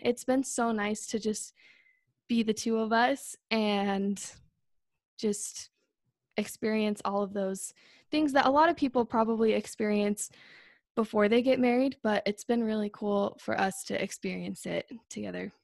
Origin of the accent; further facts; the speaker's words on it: Northern Utah, United States; I'm twenty-five, and I'm from Northern Utah.